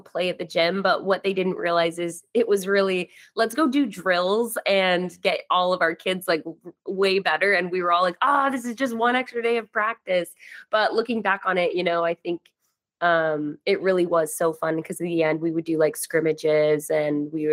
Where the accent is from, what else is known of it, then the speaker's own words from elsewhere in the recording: Idaho, United States; moved away as an adult; also born or lived in Utah; now in California, United States; growing up in Idaho